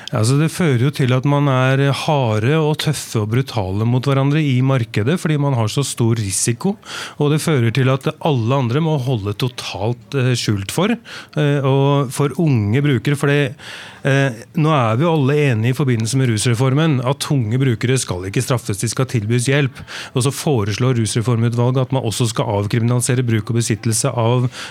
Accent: Oslo, Norway; jeg vokste opp i bydel i Oslo

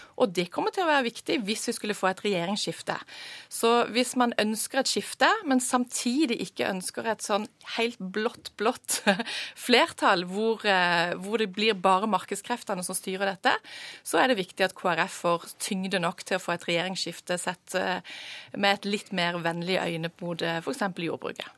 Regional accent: Sørlandet, Southern Norway, Norway; Nå kommer jeg fra Sørlandet

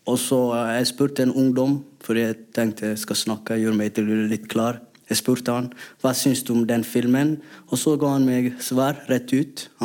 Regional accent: Somalia; Norwegian is a second language; now in Norway; Og tingen er, når vi kommer til Norge ikke, Jeg kommer fra Somalia, så jeg er ikke somalier her. Og jeg er ikke norsk.

